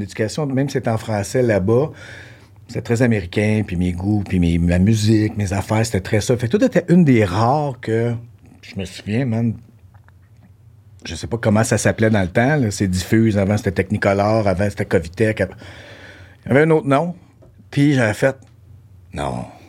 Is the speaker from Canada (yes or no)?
yes; Ontario, Canada; moved away as an adult; now in Quebec, Canada; j'ai grandi en Ontario, mon secondaire s'est fait là